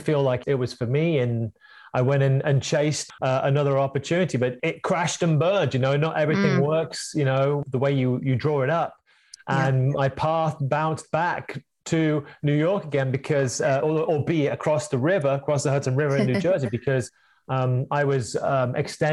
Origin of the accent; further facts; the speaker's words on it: Northampton, East Midlands, United Kingdom; moved away as an adult; now in California, United States; my hometown in England, which is Northampton.